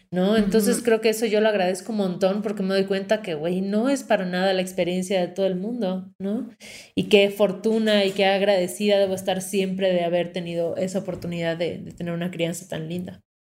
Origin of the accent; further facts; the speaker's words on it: Mérida, Yucatán, Mexico; moved away as an adult; now in Mexico City, Mexico; Nací en Mérida, Yucatán, en 1988, en la época de verano, cerca del mar, y tuve una infancia muy feliz